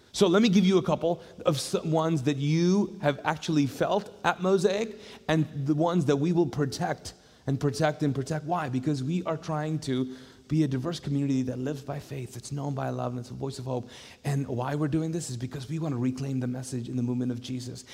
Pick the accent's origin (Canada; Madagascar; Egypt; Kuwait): Kuwait; now in Charlotte, United States; I grew up in the Middle East